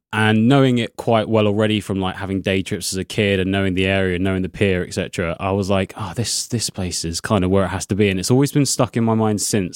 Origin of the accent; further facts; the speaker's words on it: Crawley, South East England, United Kingdom; moved away as an adult; also born or lived in Haywards Heath; now in Brighton, United Kingdom; I grew up in Crawley, so that's near Gatwick Airport